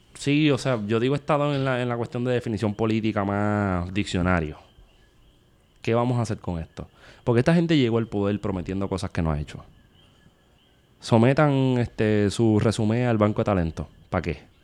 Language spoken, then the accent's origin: Spanish; Puerto Rico